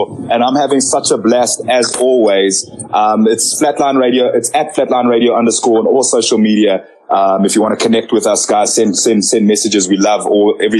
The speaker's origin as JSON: {"language": "English", "country": "South Africa", "tie": "born or raised there", "also_born_or_lived": "Zambia", "said": "I'm South African by choice because I've grown up here."}